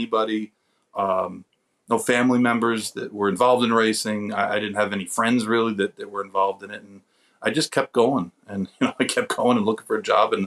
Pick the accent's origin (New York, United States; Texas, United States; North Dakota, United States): New York, United States; Saratoga Springs; I grew up in Saratoga